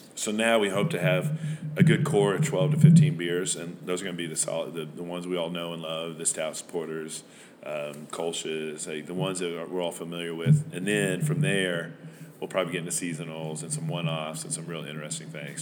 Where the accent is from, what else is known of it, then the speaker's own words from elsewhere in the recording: Van Buren, Arkansas, United States; also born or lived in Rhode Island; I'm originally from Van Buren, Arkansas, which is right across the river here